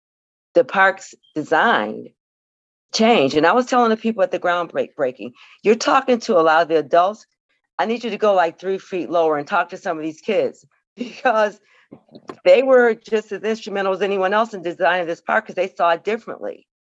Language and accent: English; Buffalo, New York, United States; I'm from Buffalo.